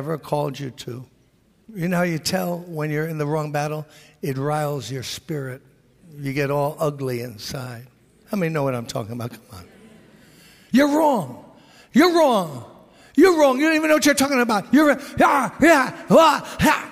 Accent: New York City, New York, United States; I was born in Brooklyn, born and raised here.

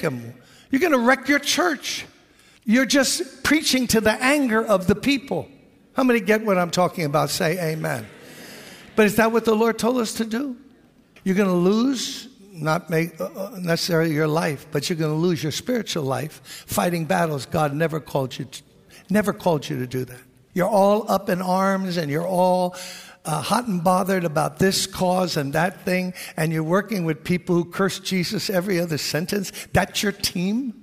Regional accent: New York City, New York, United States; I was born in Brooklyn, born and raised here.

